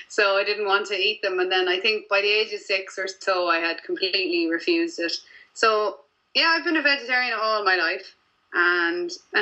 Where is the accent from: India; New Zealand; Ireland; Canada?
Ireland; being Irish